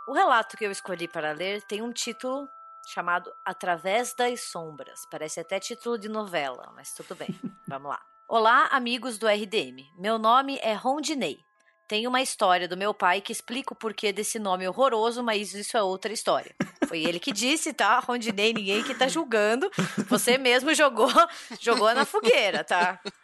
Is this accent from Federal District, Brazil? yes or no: no; Curitiba, Paraná, Brazil; Eu nasci e cresci em Curitiba